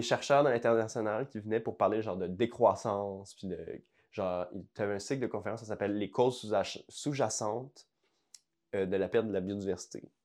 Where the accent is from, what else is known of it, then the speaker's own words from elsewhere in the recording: Montreal, Quebec, Canada; mon, cœur, c'est genre le, fleuve à Verdun